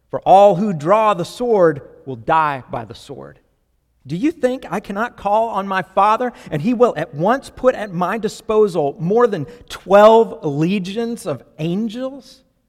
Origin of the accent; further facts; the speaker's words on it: Florida, United States; I grew up mostly in Florida